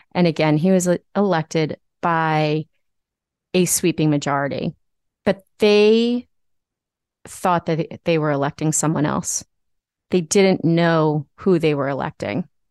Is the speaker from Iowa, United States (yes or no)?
no; Nassau County, New York, United States; my hometown Republicans in Nassau County